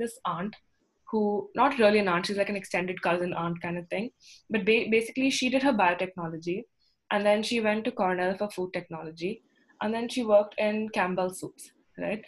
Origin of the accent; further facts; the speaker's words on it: Bangalore, Karnataka, India; I'm from Bangalore